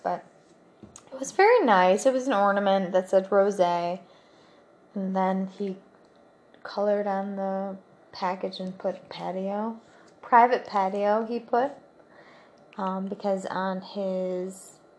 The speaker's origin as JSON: {"language": "English", "country": "Russia", "second_language": "English", "said": "Now we're from Russia."}